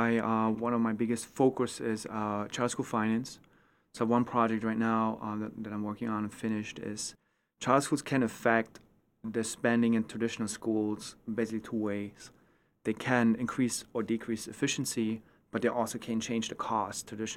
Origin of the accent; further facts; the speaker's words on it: East Germany, Germany; English is a second language; moved away as an adult; now in United States; So I grew up in East Germany. When I was 11 years old, the wall came down, the reunification happened, and I was exposed to a choice system, which I used.